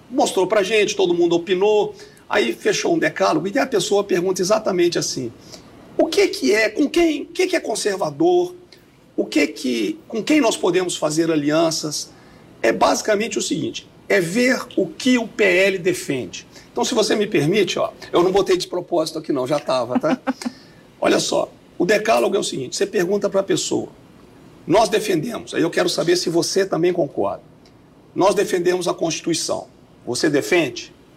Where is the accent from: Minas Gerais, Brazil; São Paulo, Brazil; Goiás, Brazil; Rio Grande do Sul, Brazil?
Minas Gerais, Brazil; Belo Horizonte; moved away; eu sou mineiro aqui de Belo Horizonte, né? nascido e criado na floresta.